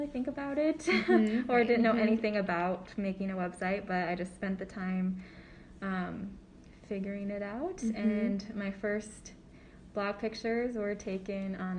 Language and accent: English; Sioux Falls, South Dakota, United States; I grew up in Sioux Falls, South Dakota